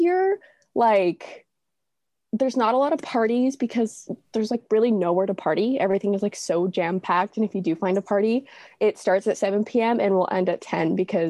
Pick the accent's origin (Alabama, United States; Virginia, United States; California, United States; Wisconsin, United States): California, United States; La Verne; born or raised there; moved away as an adult; now in San Francisco, United States